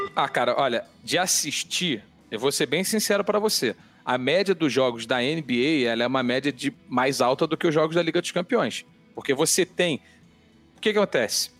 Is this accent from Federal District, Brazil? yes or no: no; Rio de Janeiro, Brazil; born or raised there; accent: carioca; moved away as an adult; now in São Paulo, Brazil